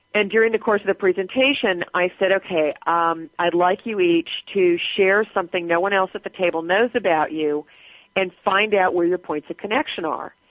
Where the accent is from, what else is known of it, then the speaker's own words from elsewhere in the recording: Southern California, United States; moved away; also born or lived in Atlanta / Groton, Massachusetts; we were both from California. She was from Northern, I was from Southern